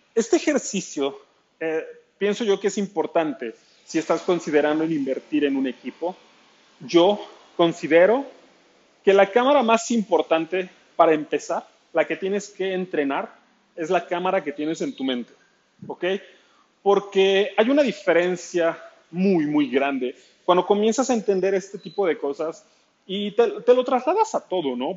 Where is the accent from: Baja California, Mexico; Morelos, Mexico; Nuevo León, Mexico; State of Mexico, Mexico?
State of Mexico, Mexico; Nezahualcóyotl; Soy del Estado de México, al oriente de la Ciudad de, México, en Ciudad Nezahualcóyotl.